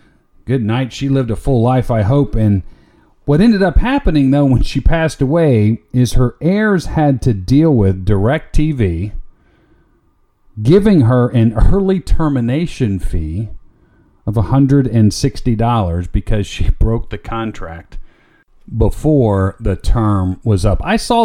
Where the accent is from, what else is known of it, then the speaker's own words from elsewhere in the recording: Florida, United States; moved away; Most of you know I grew up down in Florida. I still have family down there.